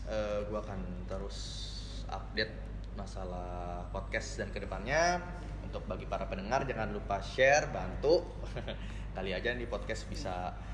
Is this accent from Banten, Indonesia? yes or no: yes; Tangerang, Banten, Indonesia; now in Malang, Indonesia; apalagi kita merantau dari Jakarta gue dari Tangerang